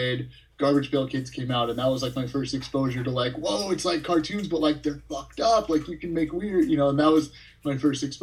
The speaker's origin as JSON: {"language": "English", "town": "Antioch", "region": "California", "country": "United States", "tie": "born or raised there", "said": "I grew up in Antioch, California, which is it's about 40 miles east of San Francisco"}